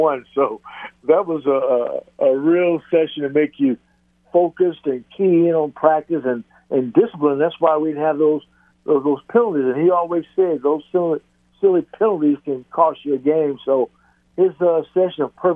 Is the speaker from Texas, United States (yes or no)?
yes; Texas, United States; Growing up in Texas, it was always a childhood dream to make it to the NFL.